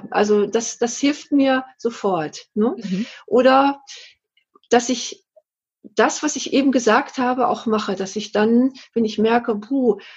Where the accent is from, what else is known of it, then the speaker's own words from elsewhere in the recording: North Rhine-Westphalia, Germany; dass ich so, so dussel, sagt man bei uns im Ruhrgebiet.